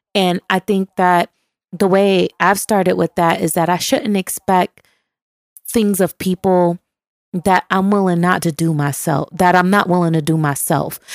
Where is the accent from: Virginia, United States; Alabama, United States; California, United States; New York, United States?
New York, United States; Buffalo; which is my hometown, Buffalo, New York